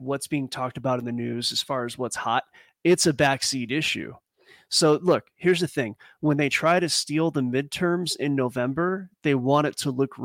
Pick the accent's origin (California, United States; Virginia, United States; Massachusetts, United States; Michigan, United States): California, United States; Southern; I grew up in SoCal